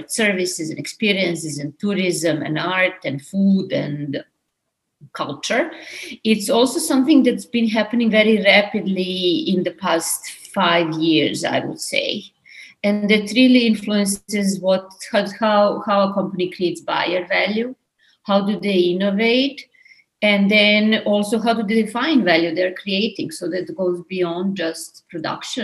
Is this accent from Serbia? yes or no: yes; Belgrade, Serbia; moved away as an adult; now in New York, United States; I'm Serbian. I'm from Belgrade. I moved to New York 20 years ago to my master's and my PhD